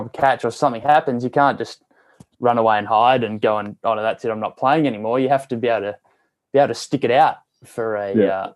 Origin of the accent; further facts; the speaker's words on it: Tamworth, New South Wales, Australia; moved away as an adult; also born or lived in Sydney; now in Perth, Australia; growing up in Tamworth, you know, it was really great.